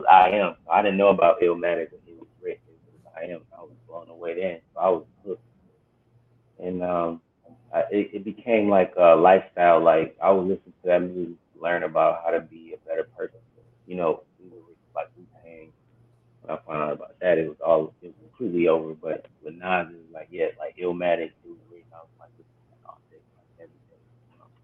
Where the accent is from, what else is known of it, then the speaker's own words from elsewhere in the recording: Atlanta, Georgia, United States; moved away as an adult; also born or lived in Detroit, Michigan / Seattle; now in Playa del Carmen, Mexico; I was born in Detroit and stayed there for about 11 years. And then I moved to Atlanta. And I was there for a large majority of my life.